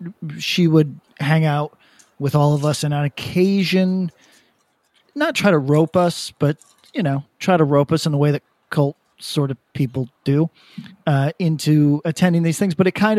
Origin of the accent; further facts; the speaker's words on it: Albany, New York, United States; I'm from Albany